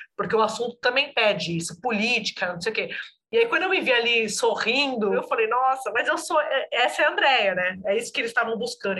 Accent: São Paulo, Brazil; moved away as an adult; also born or lived in Brasília; now in Rio de Janeiro, Brazil; Eu sou de São Paulo, mas morei 10 anos em Brasília.

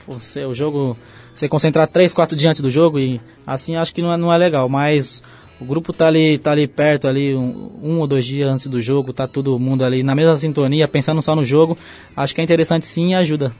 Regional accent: São Paulo, Brazil; vou lá onde eu nasci, né? onde eu fui criado, fico com meus amigos, com a minha família

